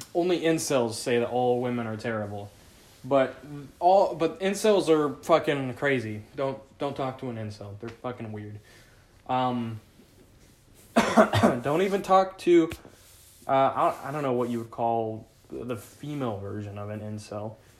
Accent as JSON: {"language": "English", "region": "Southern Oregon", "country": "United States", "tie": "born or raised there", "said": "I grew up in Southern Oregon"}